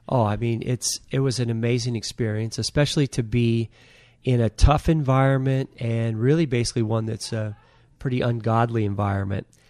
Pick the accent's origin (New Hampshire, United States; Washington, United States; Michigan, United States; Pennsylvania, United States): Washington, United States; Anacortes; I was raised in Anacortes